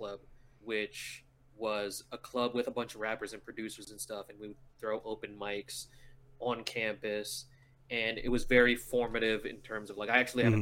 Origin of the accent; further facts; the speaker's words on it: National City, California, United States; Born and raised in National City, California, about 5 minutes from the border.